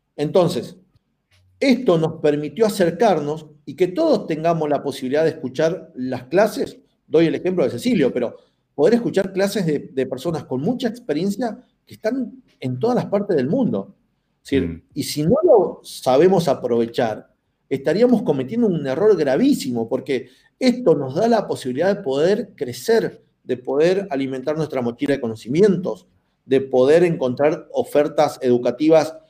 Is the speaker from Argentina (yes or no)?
yes; Argentina; nosotros tenemos acá en la, en Argentina